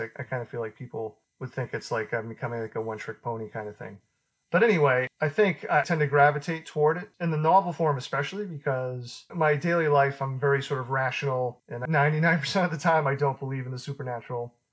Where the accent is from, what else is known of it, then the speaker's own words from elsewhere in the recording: Beverly, Massachusetts, United States; I grew up in the 80s and where I grew up in Beverly